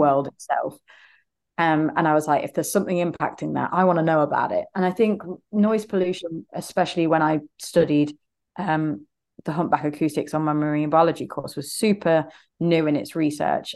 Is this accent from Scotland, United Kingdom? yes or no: no; Leicester, East Midlands, United Kingdom; I'm from Leicester in the U K here